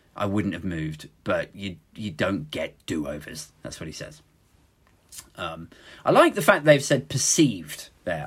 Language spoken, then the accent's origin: English; United Kingdom; speaking as a Brit